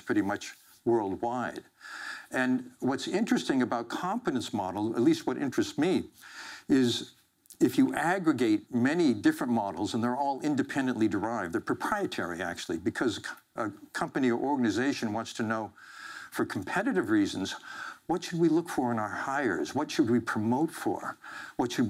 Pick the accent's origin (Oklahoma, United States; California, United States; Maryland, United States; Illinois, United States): California, United States; Central Valley of; I grew up in the Central Valley of California